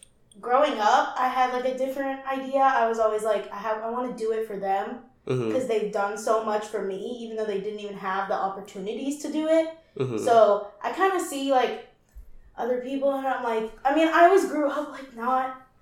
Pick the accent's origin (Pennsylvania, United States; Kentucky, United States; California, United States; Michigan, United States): Kentucky, United States; Louisville; accent: southern; moved away as an adult; now in Bloomington, United States; I'm from Louisville, Kentucky, so I grew up there